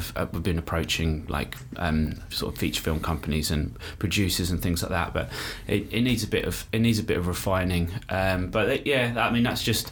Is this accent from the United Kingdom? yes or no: yes; Brighton, South East England, United Kingdom; I grew up in Brighton.